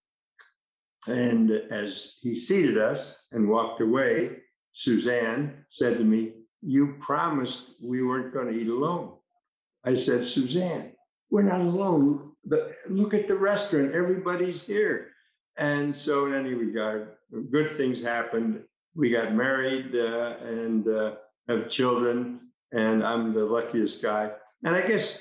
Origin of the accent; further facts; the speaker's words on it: United States; being an American